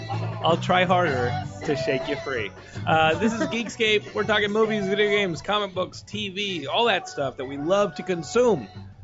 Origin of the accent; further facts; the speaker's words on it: South Africa; born there; I was born in South Africa.